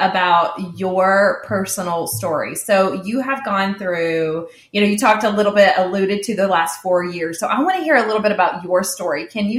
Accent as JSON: {"language": "English", "region": "the South", "country": "United States", "tie": "born or raised there", "said": "we grew up in the South"}